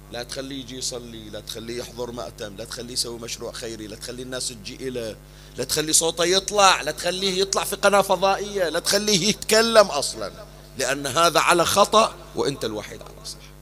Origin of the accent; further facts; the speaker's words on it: Bahrain; أيام المنامة عندنا في البحرين